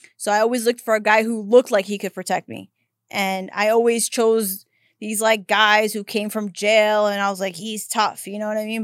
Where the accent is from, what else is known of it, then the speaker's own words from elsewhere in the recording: New York City, New York, United States; now in Los Angeles, United States; I grew up in Brooklyn